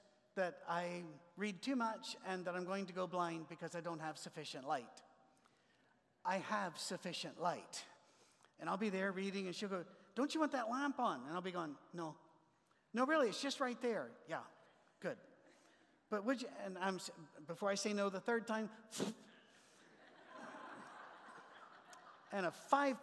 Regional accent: Scotland, United Kingdom; moved away; also born or lived in Ohio; I'm a Scotsman

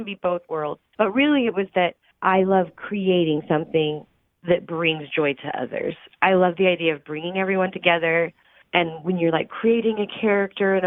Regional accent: Bakersfield, California, United States; moved away as an adult; also born or lived in Utah; I'm originally from Bakersfield, California.

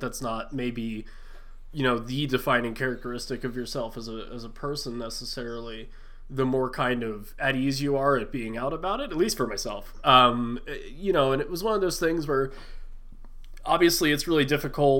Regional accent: West Chester, Pennsylvania, United States; I grew up about 45 minutes, like 20 or so miles from Philly.

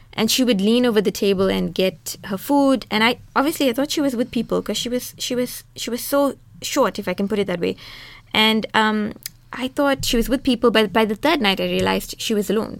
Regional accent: South Africa; I'm a South African woman, I'm a Muslim woman, I'm an Indian woman

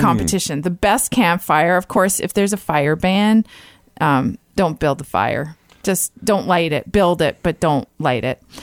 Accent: Niagara Falls, Ontario, Canada; now in Ottawa, Canada; I grew up in Niagara Falls

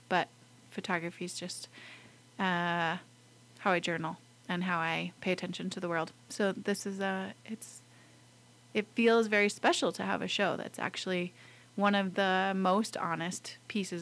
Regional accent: Lander, Wyoming, United States; moved away as an adult; I grew up in Lander. I was born at Lander Medical Center

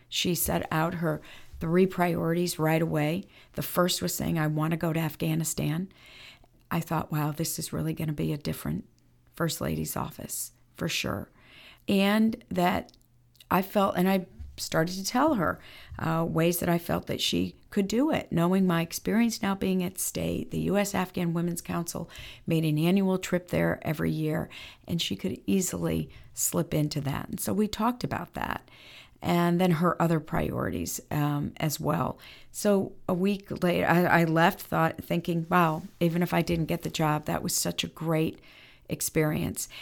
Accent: Bridgeport, Connecticut, United States; growing up in Bridgeport, Connecticut, where I'm from

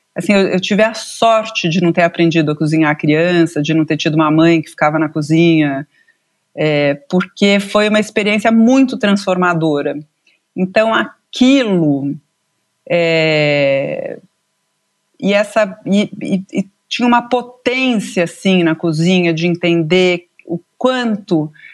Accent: São Paulo, Brazil; Eu nasci aqui em São Paulo

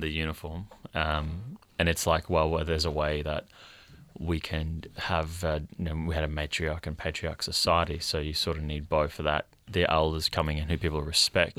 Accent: Australia; I identify as Indigenous Australian

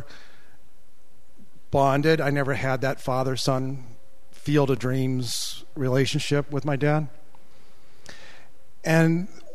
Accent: Akron, Ohio, United States; I was born and raised near Akron, Ohio

